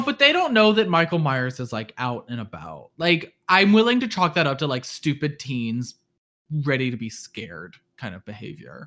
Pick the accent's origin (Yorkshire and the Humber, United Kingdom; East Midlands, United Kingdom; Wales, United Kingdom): East Midlands, United Kingdom; near Chesterfield; my hometown, maybe? Um, which is right next to Chesterfield